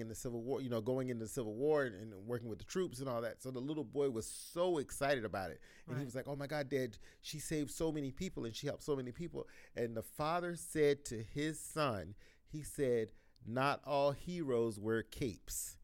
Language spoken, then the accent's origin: English; South Carolina, United States; growing up in South Carolina